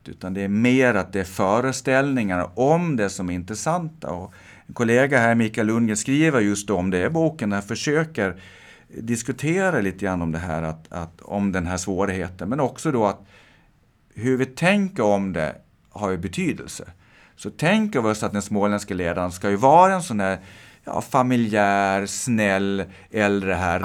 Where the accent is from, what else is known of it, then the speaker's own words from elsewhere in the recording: Gotland, Sweden; Som gotlänning